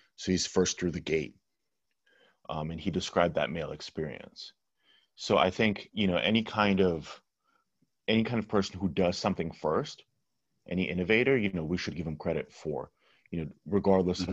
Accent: California, United States; first language Russian; English is a second language; I grew up in California

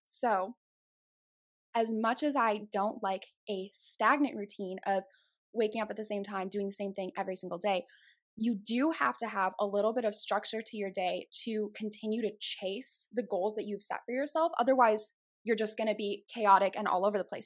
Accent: Chicago, Illinois, United States; accent: Chicago; moved away as an adult; now in Texas, United States; I was born and raised in Chicago, so if you hear those accents start to come out a little bit, it's that Chicago

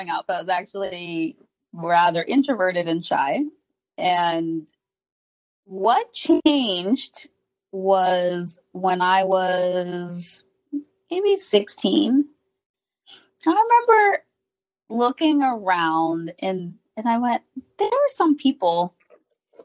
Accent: Haiti; I'm from Haiti, and we have a family that they're very huggy

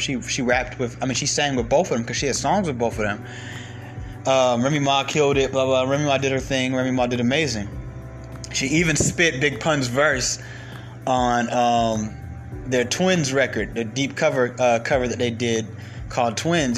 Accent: New York, United States; now in Atlanta, United States; I'm originally from New York

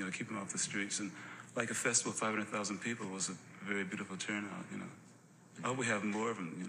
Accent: United States; I'm American

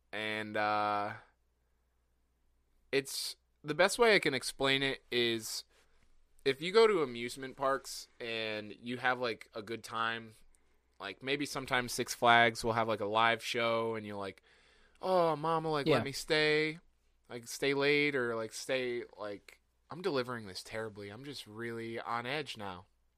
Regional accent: Rhode Island, United States; I'm not from the area at all. Like, okay. I'm from Rhode Island.

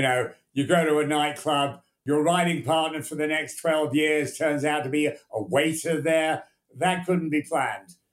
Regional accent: England, United Kingdom; also born or lived in United States; I always felt I was English

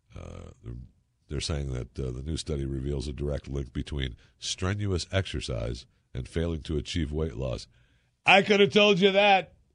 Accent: Michigan, United States; moved away as an adult; growing up in Michigan

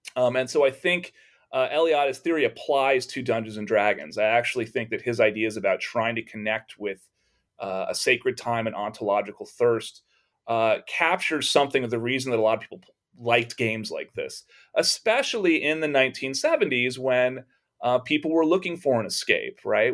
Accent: Texas, United States; growing up in Texas

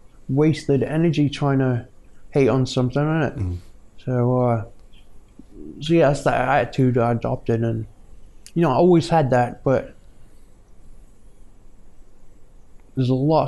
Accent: North Shields, North East England, United Kingdom; moved away as an adult; now in California, United States; I grew up in Newcastle, North Shields

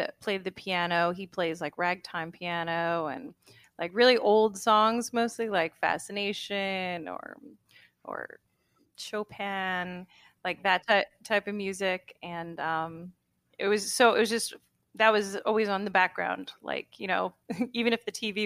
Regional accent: Huntington, New York, United States; I'm from Huntington, so I grew up going to Walt Whitman High School

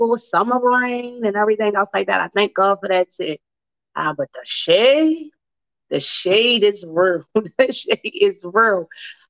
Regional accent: Baltimore, Maryland, United States; accent: Baltimore; my Baltimore accent

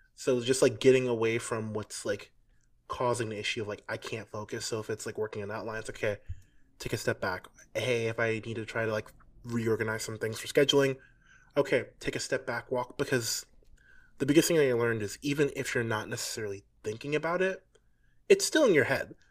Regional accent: New York City, New York, United States; moved away; I'm from New York City, but I didn't live here for a long time

